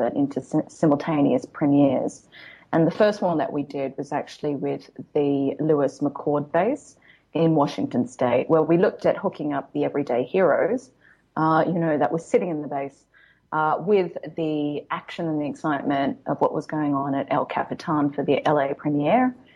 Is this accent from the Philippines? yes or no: no; Australia; now in Los Angeles, United States; I come from Australia where there's really only two seasons